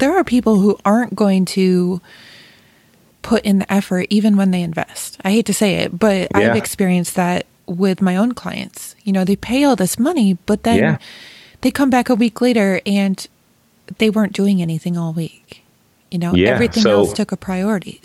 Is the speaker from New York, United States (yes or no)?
yes; Rochester, New York, United States; now in Ohio, United States; my hometown in Rochester, New York